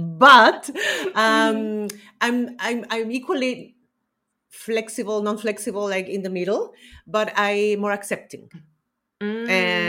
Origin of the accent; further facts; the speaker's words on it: Chile; I come from Chile.